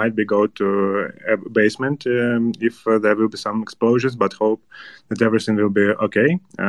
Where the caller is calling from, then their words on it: Kyiv, Ukraine; English is a second language; I'm calling you from Kyiv.